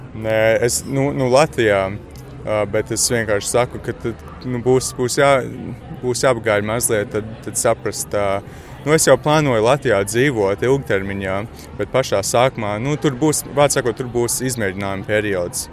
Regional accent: Australia; moved away as an adult; now in Latvia; es esmu dzimis Austrālijā, tā kā mm -hmm. man vienmēr būs saiknes ar Austrāliju. Un es nu, tur mācos

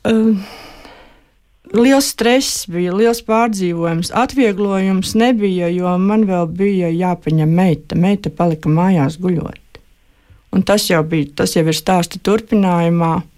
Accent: Kurzeme, Latvia; moved away as an adult; also born or lived in Semigallia; Un manas dzimtās mājas ir kurzemē

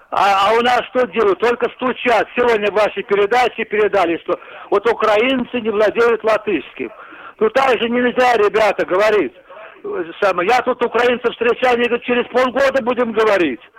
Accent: Latvia; я русскоязычный латыш. У меня отец латыш, мне самому почти 68 лет. Вот. Мать литовка.

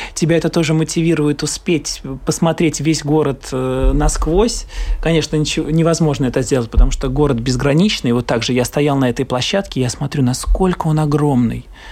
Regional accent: Riga, Latvia; я э, артист из Риги

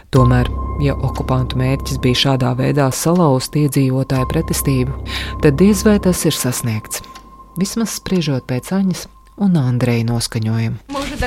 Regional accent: Latvia; esmu no Latvijas

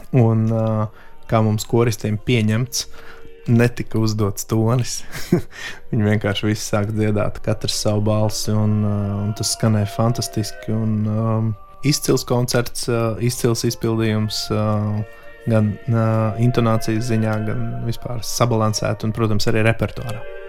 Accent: Latvia; es esmu no Latvijas.

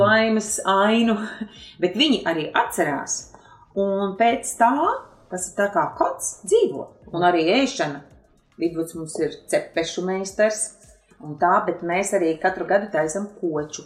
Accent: Kurzeme, Latvia; moved away; also born or lived in Vidzeme; es esmu kurzemniece, nu arī dzīvojusi vidzemē

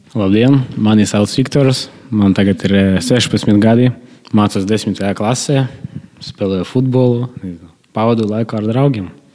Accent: Malta, Latgale, Latvia; es arī no Maltas

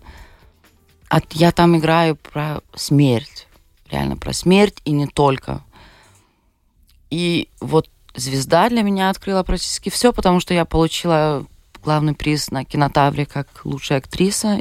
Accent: Šiauliai, Šiauliai County, Lithuania; born or raised there; Russian is a second language; also born or lived in Vilnius

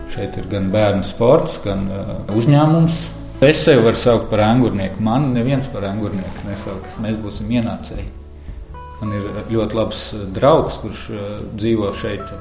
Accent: Riga, Latvia; Imantā jau, man liekas, tādā ziņā ļoti forši. Tur ir liels meža masīvs, es dzīvoju tieši blakus.

